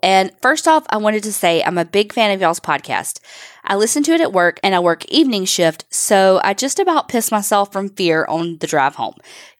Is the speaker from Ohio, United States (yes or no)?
no; Kentucky, United States; I come from Knott County in the foothills of the Appalachian Mountains of eastern Kentucky. It's tiny and quiet, and just about everyone is related to one another.